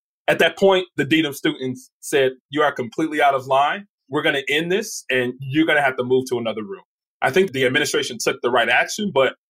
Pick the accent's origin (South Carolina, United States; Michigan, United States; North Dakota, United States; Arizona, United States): Michigan, United States; Detroit; I knew that I was coming from Detroit.